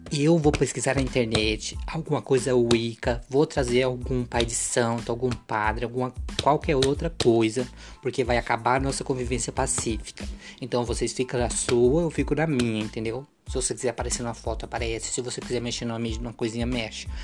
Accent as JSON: {"language": "Portuguese", "country": "Brazil", "said": "a gente é brasileira"}